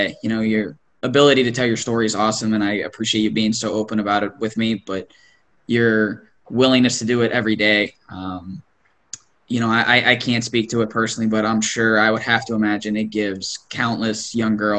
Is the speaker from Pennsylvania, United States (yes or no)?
yes; an hour and a half north of Pittsburgh, Pennsylvania, United States; I'm not from Pittsburgh, but I'm from like an hour and a half north